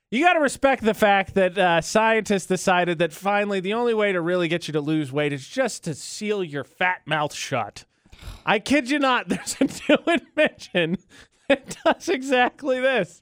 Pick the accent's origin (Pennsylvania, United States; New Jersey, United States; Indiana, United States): Indiana, United States; moved away as an adult; my hometown is up a major interstate. It's I sixty-five in Indiana from Indianapolis